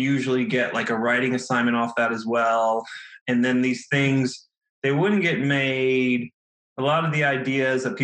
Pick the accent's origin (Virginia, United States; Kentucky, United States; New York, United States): Virginia, United States; right outside DC; moved away as an adult; now in Los Angeles, United States; I grew up in Virginia, right outside DC